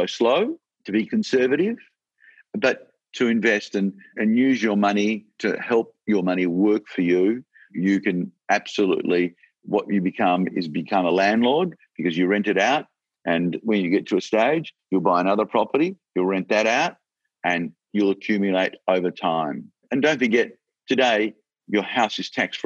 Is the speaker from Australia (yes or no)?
yes; Australia; I'm so proud that I'm an Australian, and I'm so proud to be in this country